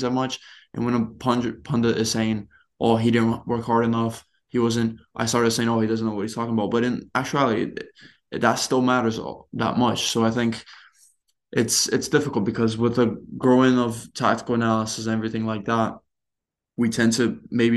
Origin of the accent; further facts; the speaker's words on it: Brazil; I grew up watching punditry in Brazil